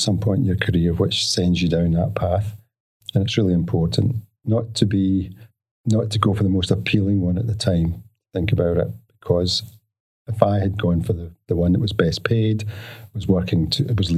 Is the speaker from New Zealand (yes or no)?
no; Glasgow, Scotland, United Kingdom; moved away as an adult; now in Australia; I'm a Glaswegian. I grew up in the west of Scotland